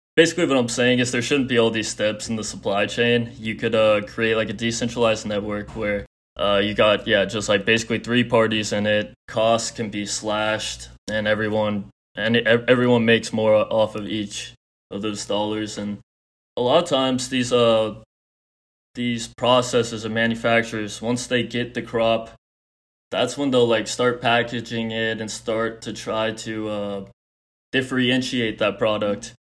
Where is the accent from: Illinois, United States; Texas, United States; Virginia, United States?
Texas, United States; Houston; I'm from Houston, Texas